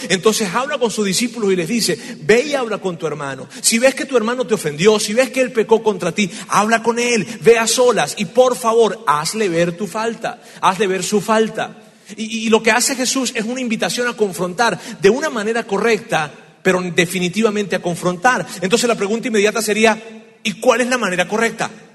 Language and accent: Spanish; Venezuela; moved away; En mi tierra hay una, hay una frase, en Venezuela hay una frase que decimos así